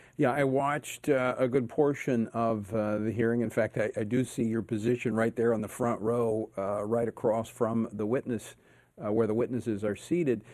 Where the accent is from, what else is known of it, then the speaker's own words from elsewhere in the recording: Oklahoma, United States; moved away; I grew up in Oklahoma, went to went to high school there.